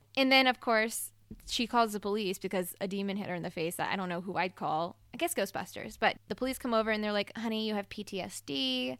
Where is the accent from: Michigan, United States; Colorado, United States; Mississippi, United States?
Mississippi, United States; I'm from Mississippi, and I grew up maybe forty minutes away from New Orleans